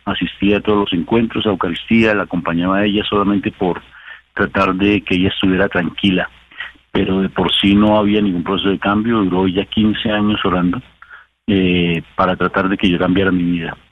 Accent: Colombia; para los que somos colombianos

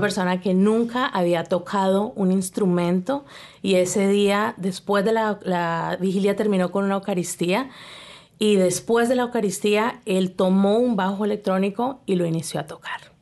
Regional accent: Colombia; now in Canada; yo soy colombiana.

